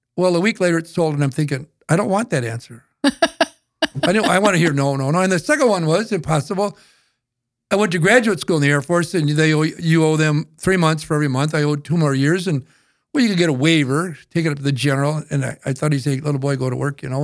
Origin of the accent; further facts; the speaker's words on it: northeastern South Dakota, United States; I grew up in North, Eastern South Dakota